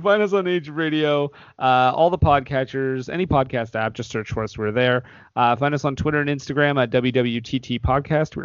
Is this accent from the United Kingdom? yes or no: no; Canada; we are Canadian. We record from Canada